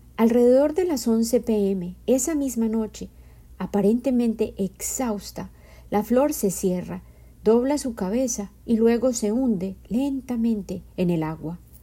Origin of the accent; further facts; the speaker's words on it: Medellín, Antioquia, Colombia; Yo soy colombiana y en mi cultura